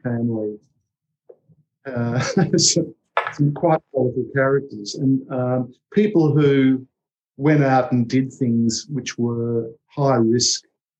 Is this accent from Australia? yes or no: yes; Australia